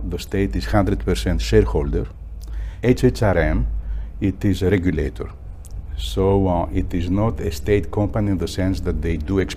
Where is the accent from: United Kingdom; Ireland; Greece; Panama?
Greece; Athens, Attica; I was born in Athens